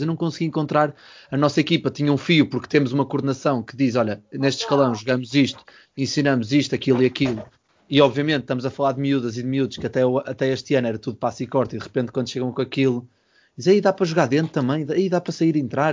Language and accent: Portuguese; Porto, Norte, Portugal; moved away; eu venho do Porto